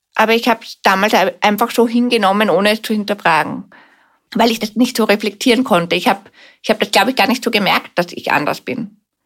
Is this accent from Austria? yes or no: yes; Vienna, Austria; Ich bin in Wien aufgewachsen, bin siebenunddreißig Jahre alt